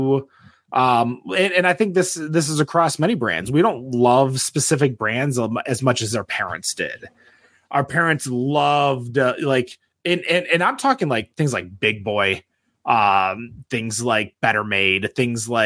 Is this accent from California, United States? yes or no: no; Troy, Michigan, United States; I grew up in Troy.